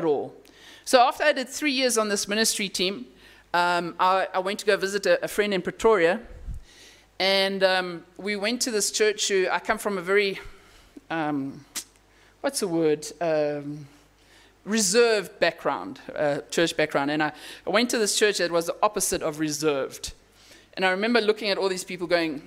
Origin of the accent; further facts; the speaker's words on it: Namibia; moved away; I come from Namibia where there's wide open spaces